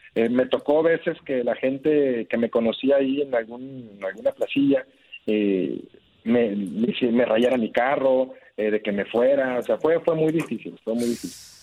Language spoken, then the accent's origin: Spanish; Guadalajara, Jalisco, Mexico; also born or lived in Monterrey; now in Saltillo, Mexico; Yo soy de Guadalajara